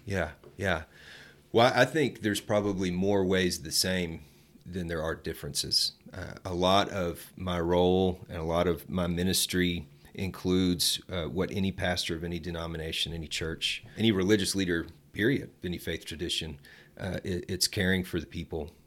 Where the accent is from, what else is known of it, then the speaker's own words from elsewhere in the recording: Dallas, Texas, United States; now in Amarillo, United States; I grew up in Dallas